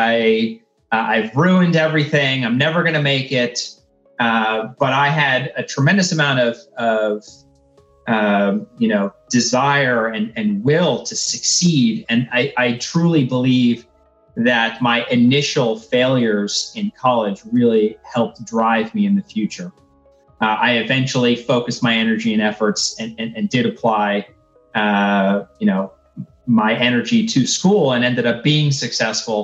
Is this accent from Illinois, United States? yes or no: no; Texas, United States; moved away; also born or lived in Central Florida; I grew up in Texas and I moved to Florida